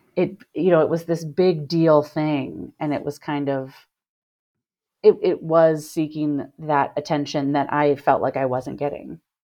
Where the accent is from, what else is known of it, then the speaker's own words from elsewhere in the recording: Cincinnati, Ohio, United States; moved away as an adult; now in Chicago, United States; I grew up in Cincinnati, Ohio.